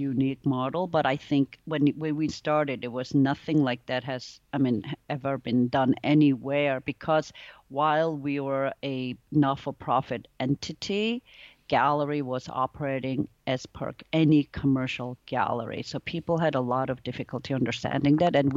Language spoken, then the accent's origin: English; New York, United States; moved away as an adult; also born or lived in Korea / Italy / Singapore; I was born in Korea, but I grew up in New York